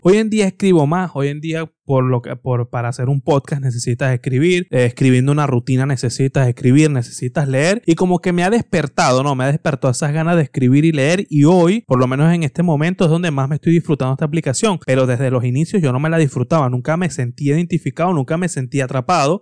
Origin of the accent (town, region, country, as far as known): Venezuela; also born or lived in Tenerife, Spain; now in Spain